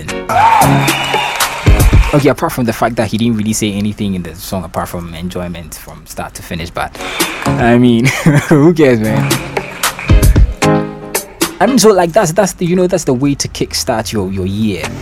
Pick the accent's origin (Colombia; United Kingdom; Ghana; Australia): United Kingdom; London; accent: Cockney; I'm from London, so and once in a while, you know, my Cockney accent is going to be kicking in.